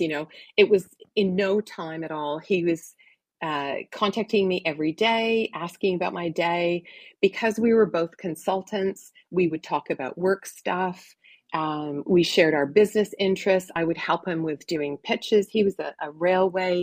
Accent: Oshawa, Ontario, Canada; I grew up in Oshawa, Ontario

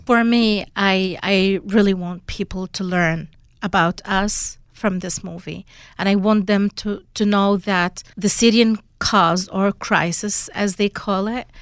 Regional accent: Syria; moved away; my hometown in August two thousand twelve

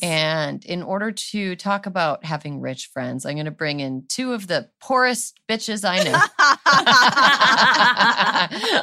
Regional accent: California, United States; as a Californian

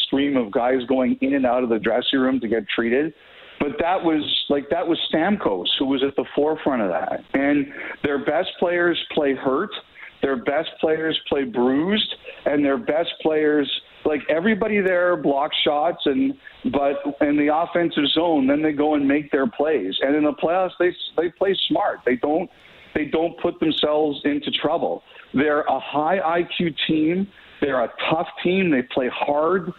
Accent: Canada; I'm a Canadian.

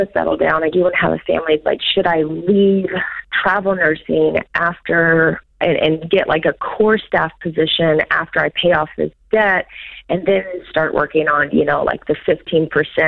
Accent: Arkansas, United States; I'm from Arkansas

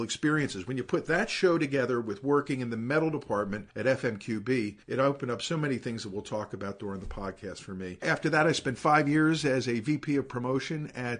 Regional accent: Philadelphia, Pennsylvania, United States; I was born in Philadelphia, grew up in Long Crest, moved out to the burbs in the 60s

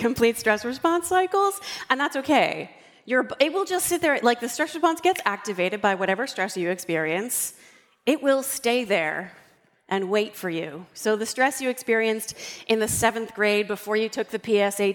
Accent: Northern Delaware, United States; I'm from Northern Delaware

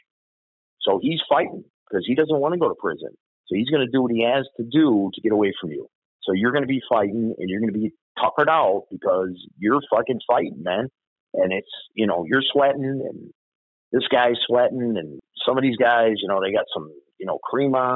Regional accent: Chicago, Illinois, United States; When I grew up in Bridgeport, we hung on the corners.

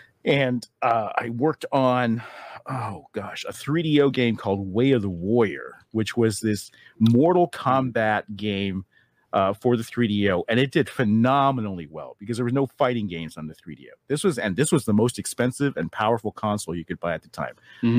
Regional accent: Taiwan; I grew up overseas in Taiwan. My mother's Chinese

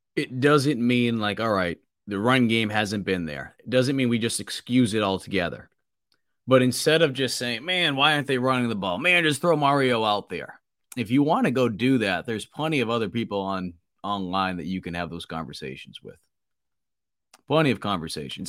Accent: Boston, Massachusetts, United States; accent: thick Boston; moved away; from Boston with my, my thick accent

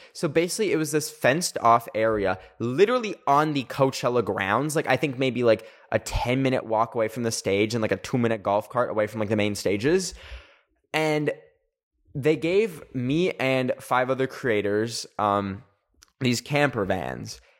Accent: Canada; I'm Canadian.

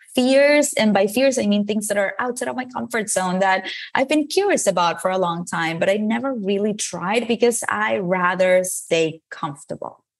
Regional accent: Venezuela; English is a second language; moved away as an adult; now in United States; I moved from Venezuela, where I was born, to the United States to study a career in advertising.

